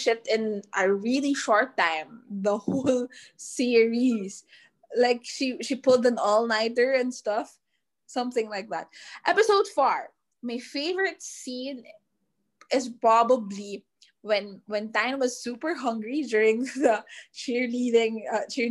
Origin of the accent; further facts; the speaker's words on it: Manila, Metro Manila, Philippines; we're from Manila